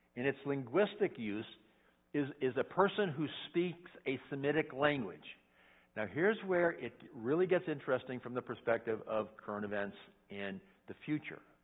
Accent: United States; I'm an American

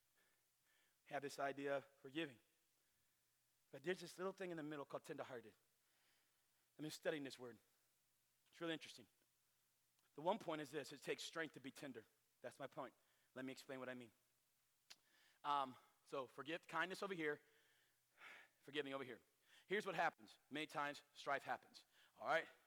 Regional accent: North Carolina, United States; us weirdos in North Carolina

